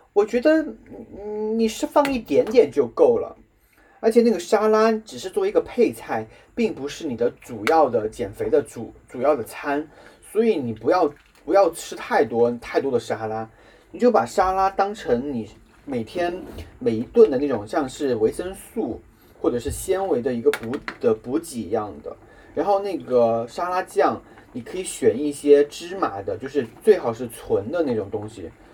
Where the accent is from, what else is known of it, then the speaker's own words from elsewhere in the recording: Guizhou, China; 我又是西南人，贵州人，很喜欢吃辣、吃油的东西